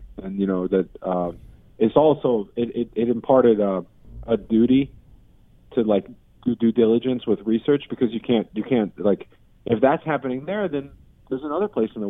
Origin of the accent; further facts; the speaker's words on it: St. Louis, Missouri, United States; also born or lived in Kuwait; yeah, I was born in St. Louis, Missouri, right? I lived between Kuwait and St. Louis my whole life due to wars, the original Gulf War, family following opportunity because my parents were refugees